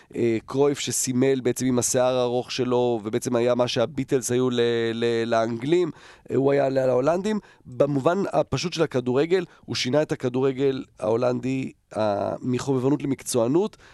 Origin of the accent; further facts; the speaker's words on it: Netherlands; now in Israel; גרנו בהולנד, גדלתי בהולנד